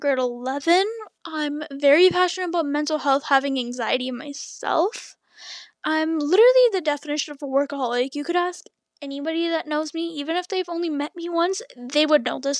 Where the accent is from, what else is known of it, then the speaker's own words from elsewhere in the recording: Toronto, Ontario, Canada; I'm from Canada, still here, born in Toronto, raised around the area.